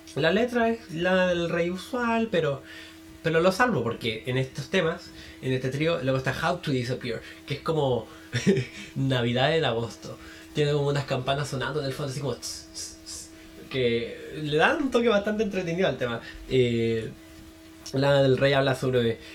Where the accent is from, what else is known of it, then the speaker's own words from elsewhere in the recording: Chile; soy de Chile